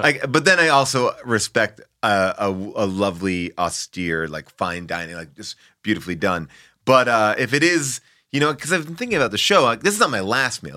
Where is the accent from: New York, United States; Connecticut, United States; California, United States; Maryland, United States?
New York, United States; Long Island; born or raised there